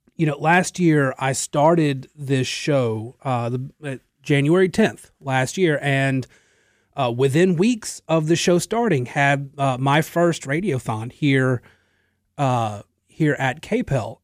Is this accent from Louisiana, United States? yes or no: yes; Natchitoches, Louisiana, United States; I was working in another radio station in my hometown in Natchitoches